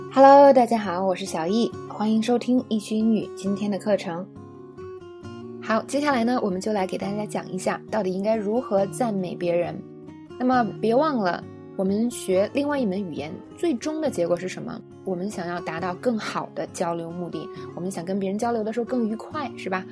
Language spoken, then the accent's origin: Chinese; China; 我们中国人